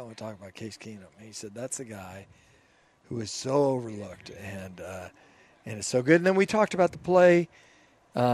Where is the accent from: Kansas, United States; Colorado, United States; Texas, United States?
Colorado, United States; Boulder; About growing up in Boulder.